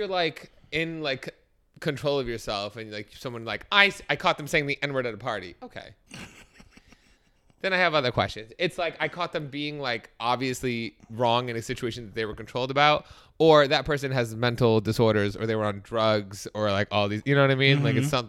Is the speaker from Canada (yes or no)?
no; California, United States; Hey y'all … Thank you. I'm 20 and from the Bay Area.